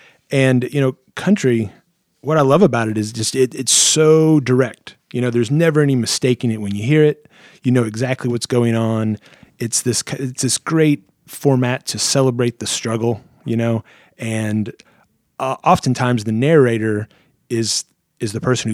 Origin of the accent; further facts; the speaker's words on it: Missouri, United States; moved away; also born or lived in Arizona; Growing up in Missouri, I was really into bluegrass and like the … stuff like that.